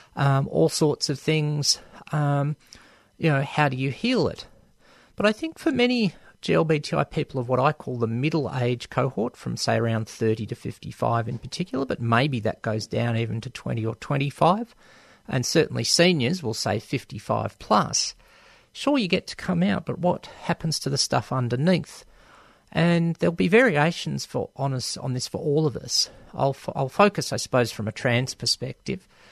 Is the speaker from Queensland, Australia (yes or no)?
no; Melbourne, Victoria, Australia; born or raised there